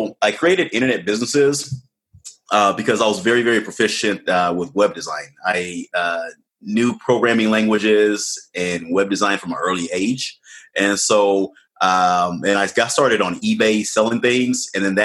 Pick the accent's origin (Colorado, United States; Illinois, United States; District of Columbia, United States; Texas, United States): District of Columbia, United States; Washington; I was born to Ghanaian immigrants and they immigrated here in the late 70s. And I was born in Washington, D.C. in the U.S.